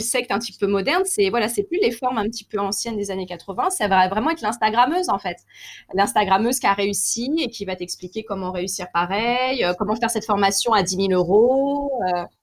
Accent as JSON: {"language": "French", "town": "Paris", "region": "Île-de-France", "country": "France", "said": "je suis parisienne"}